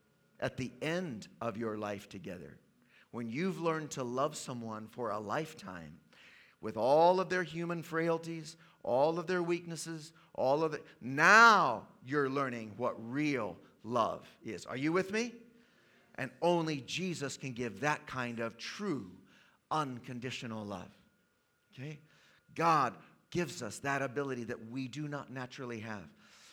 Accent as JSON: {"language": "English", "country": "Tanzania", "tie": "born there", "said": "I was born in East Africa, in the country of Tanzania. My parents were missionaries there."}